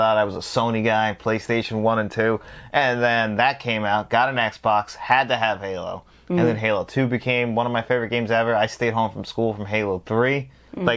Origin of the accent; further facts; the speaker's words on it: New York, United States; We're from New York